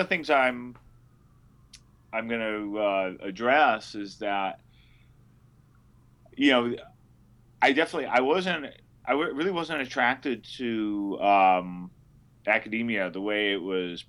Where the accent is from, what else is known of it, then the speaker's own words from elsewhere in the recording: Berkeley, California, United States; moved away as an adult; also born or lived in New York; I was raised in Berkeley, California